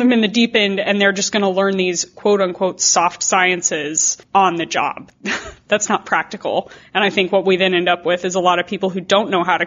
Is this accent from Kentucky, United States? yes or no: no; New Mexico, United States; I come from New Mexico, which is incredibly dry, except for this year, but generally very dry. And so I grew up with drought.